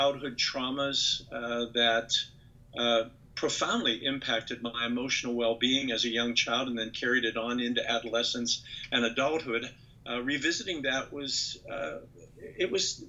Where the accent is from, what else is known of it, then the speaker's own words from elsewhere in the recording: Western Pennsylvania, United States; I grew up in the Western Pennsylvania coal fields.